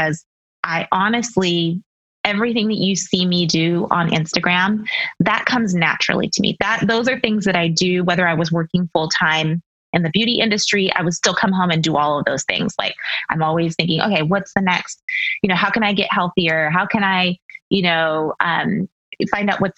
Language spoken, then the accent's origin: English; Seattle, Washington, United States; moved away as an adult; also born or lived in Texas; now in Ohio, United States; We're from Seattle, born and raised in Seattle and Washington State, and then lived in Texas for 6 years, and then recently moved to Ohio.